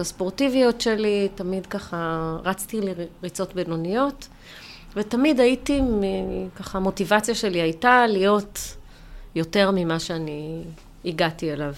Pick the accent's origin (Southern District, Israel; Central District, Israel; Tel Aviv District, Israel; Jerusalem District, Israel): Jerusalem District, Israel; Jerusalem; אני בסוף ירושלמית, גדלתי בירושלים